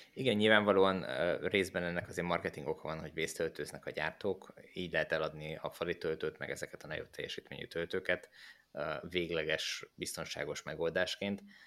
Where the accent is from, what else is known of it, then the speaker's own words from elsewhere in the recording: Hódmezővásárhely, Csongrád-Csanád, Hungary; moved away; a Kódmezővásárhelyen, ahol én fölnőttem